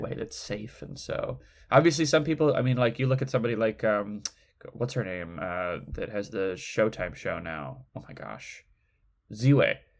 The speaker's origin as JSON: {"language": "English", "region": "Midwest", "country": "United States", "tie": "born or raised there", "moved": "yes", "said": "growing up in the Midwest"}